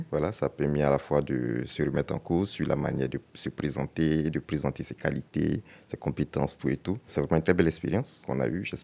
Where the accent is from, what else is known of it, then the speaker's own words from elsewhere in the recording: Côte d’Ivoire; moved away as an adult; now in France; moi, je, je viens de la Côte d'Ivoire